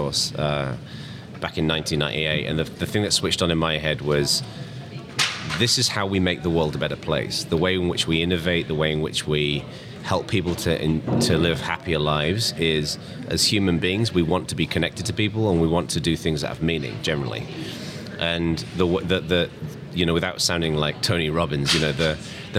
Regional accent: England, United Kingdom; now in California, United States; I'm originally English, but I live in America now. I live in California, in the East Bay

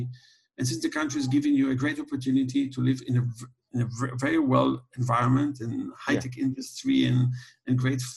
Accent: Israel; I was born in Israel

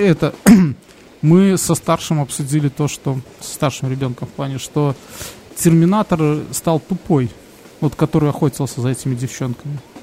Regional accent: Belarus; у нас когда-то была такая тема, что нас пытались все переводить на белорусский язык

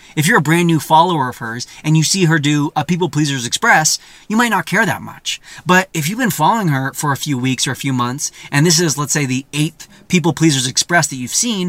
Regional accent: California, United States; You know, that's where I'm from. It's a lot easier to be like, yeah, I'm a Californian.

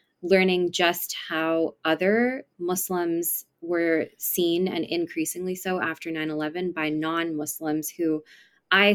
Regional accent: East Bay area, California, United States; also born or lived in San Francisco, California; I was born in San Francisco, California, and I grew up in the East Bay area

